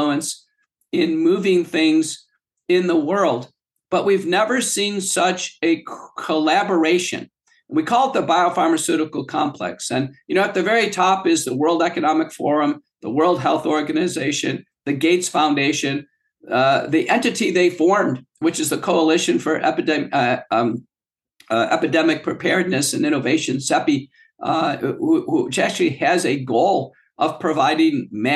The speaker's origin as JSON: {"language": "English", "country": "United States", "tie": "born or raised there", "also_born_or_lived": "Texas / the north (US)"}